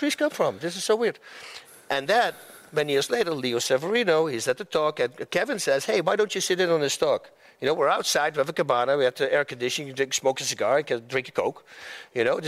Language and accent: English; Netherlands; moved away as an adult; now in United States; I was a fighter from Holland.